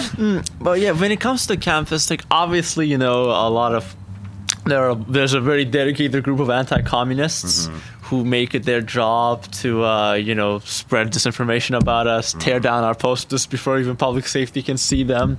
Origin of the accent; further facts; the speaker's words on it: Azerbaijan; now in Berea, United States; I'm actually from all the way from the uh, ex-Soviet Union uh, country Azerbaijan, and I'm here as an international